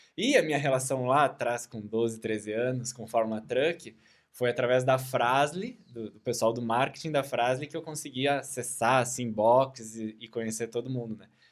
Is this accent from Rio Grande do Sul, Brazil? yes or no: yes; Caxias do Sul, Rio Grande do Sul, Brazil; sou de Caxias do Sul